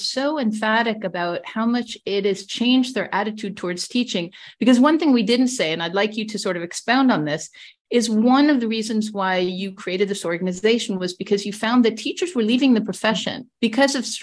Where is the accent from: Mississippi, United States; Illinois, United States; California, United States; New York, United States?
New York, United States; moved away as an adult; also born or lived in New Mexico; I'm from New York, but I became a teacher in New Mexico